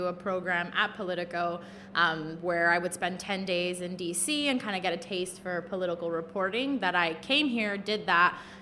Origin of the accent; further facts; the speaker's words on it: Miami, Florida, United States; I'm born and raised in Miami, so grew up there